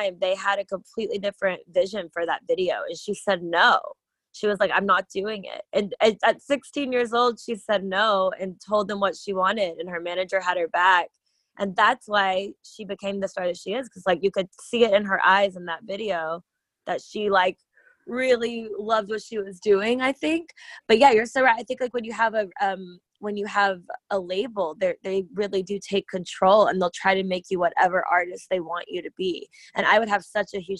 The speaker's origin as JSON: {"language": "English", "region": "Tennessee", "country": "United States", "moved": "as an adult", "lives_now": "Los Angeles, United States", "said": "I'm originally from Tennessee."}